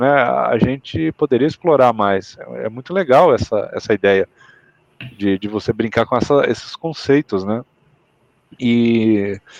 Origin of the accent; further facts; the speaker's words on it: Mato Grosso, Brazil; now in Paraná, Brazil; eu sou um cara que mora no sul, eu vim do Mato Grosso, mas eu moro no Paraná